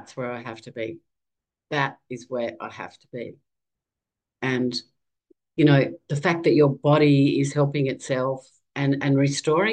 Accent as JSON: {"language": "English", "country": "Australia", "said": "I'm a mother, and I'm from Australia"}